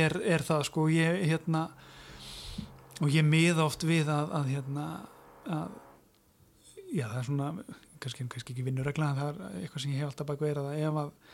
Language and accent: Icelandic; Mosfellsbær, Capital Region, Iceland; ég sérst alveg upp í Moselsbænum